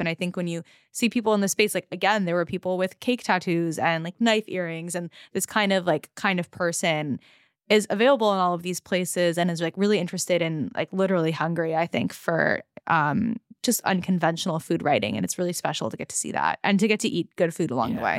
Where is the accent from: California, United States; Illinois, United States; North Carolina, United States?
California, United States; Los Angeles; that I grew up with in Los Angeles